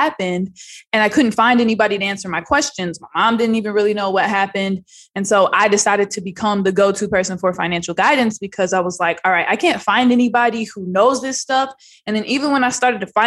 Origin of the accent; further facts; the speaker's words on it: outside of Sacramento, Northern California, United States; I grew up in Northern California, about 45 minutes outside of Sacramento on a 1,000-acre ranch